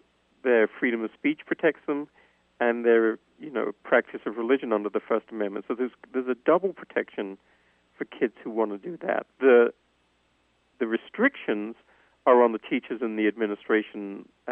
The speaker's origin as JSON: {"language": "English", "region": "England", "country": "United Kingdom", "tie": "born or raised there", "moved": "yes", "said": "I grew up in England"}